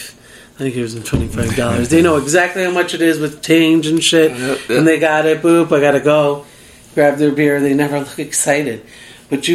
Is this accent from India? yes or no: no; Chicago, Illinois, United States; now in Las Vegas, United States; I'm from Chicago, so I'm a househead person